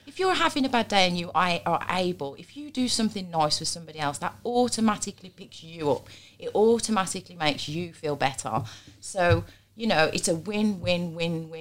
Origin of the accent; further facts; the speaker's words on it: Black Country, West Midlands, United Kingdom; I'm black country.